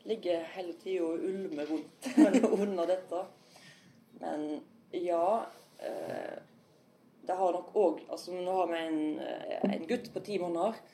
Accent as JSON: {"language": "Norwegian", "town": "Ølen", "region": "Vestland", "country": "Norway", "lives_now": "Sveio, Norway", "said": "Sånn at jeg nok en gang blir ufrivillig rogalending, for jeg kommer fra Ølen opprinnelig. Og eh, da jeg var 17-18, så skifta Ølen fylkesgrensa og kom, gikk fra Hordaland til Rogaland."}